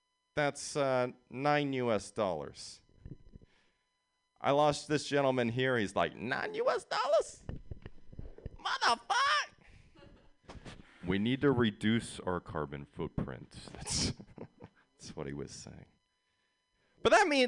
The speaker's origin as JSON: {"language": "English", "town": "San Jose", "region": "California", "country": "United States", "said": "I'm from San Jose. I did a year at USF. These are my stomping grounds."}